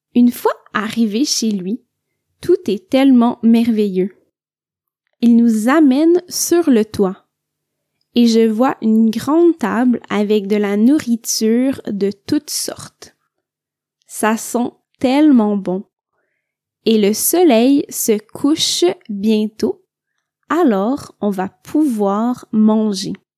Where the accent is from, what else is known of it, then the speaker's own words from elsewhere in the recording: Quebec, Canada; je viens du Québec